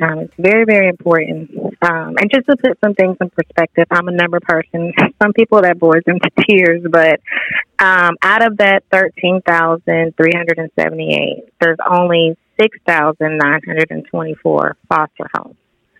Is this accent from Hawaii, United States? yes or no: no; Warner Robins, Georgia, United States; also born or lived in Florida; now in Valdosta, United States; As far as location, I'm actually a military child. I was born in Florida, but I spent most of my life in Warner Robins, Georgia. I wound up here in Valdosta through, by way of college, I attended Valdosta State University